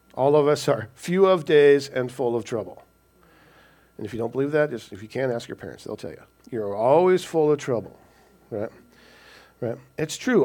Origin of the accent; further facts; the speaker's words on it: Washington, United States; also born or lived in California / Snohomish, Washington / Lynnwood, Washington / Everett, Washington; I was born in California, but my parents were from Washington State. We were just down there because my dad was in the Navy. So they moved back, and, and we've been living in Washington pretty much all our, all our lives.